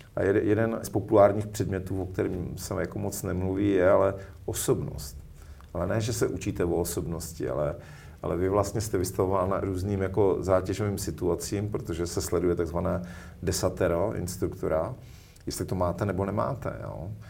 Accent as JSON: {"language": "Czech", "town": "Zábřeh", "region": "Olomouc Region", "country": "Czechia", "tie": "born or raised there", "said": "já jsem se narodil v Zábřeze na Moravě, vyrůstal jsem v lesích od dětství"}